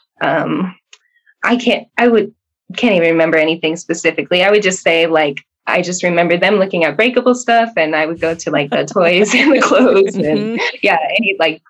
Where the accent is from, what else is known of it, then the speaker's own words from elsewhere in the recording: Southwest Minnesota, United States; moved away as an adult; now in Denver, United States; I'm from Minnesota. I moved here about 4 years ago. Southwest Minnesota specifically.